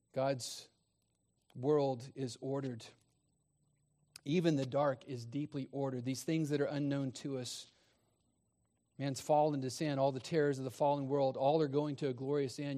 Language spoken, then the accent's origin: English; Texas, United States; I grew up in Texas